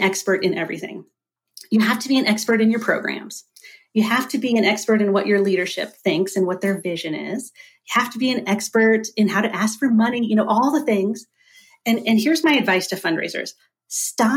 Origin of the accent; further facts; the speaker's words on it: Dayton, Ohio, United States; now in Oregon, United States; I'm originally from Dayton, Ohio. Now I live in Oregon